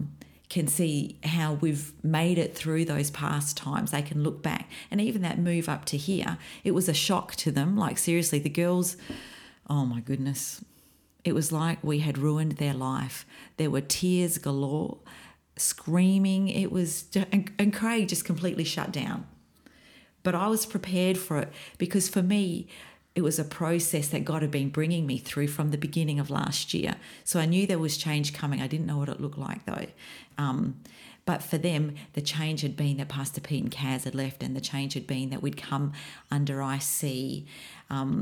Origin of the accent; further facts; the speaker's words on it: Western Australia, Australia; We're the first family in WA